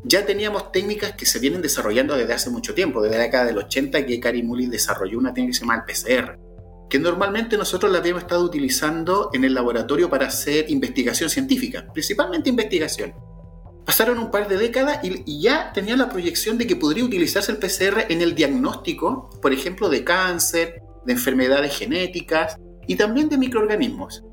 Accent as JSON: {"language": "Spanish", "country": "Chile", "said": "Chile, que en mi país"}